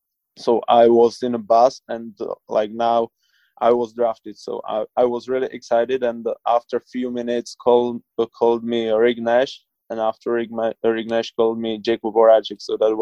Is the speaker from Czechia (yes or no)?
yes; Czechia; I watch just highlights because, like in Czech, we got 8 hours jet lag, so that's pretty hard for us.